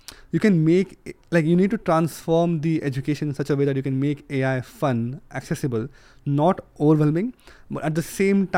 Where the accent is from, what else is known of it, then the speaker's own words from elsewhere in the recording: India; moved away as an adult; now in United Kingdom; I come from India, right, originally. And I come from a rural place.